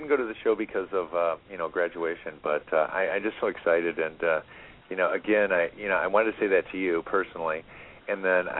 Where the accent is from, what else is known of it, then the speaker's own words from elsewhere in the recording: Rockford, Illinois, United States; I'm born and raised in Rockford.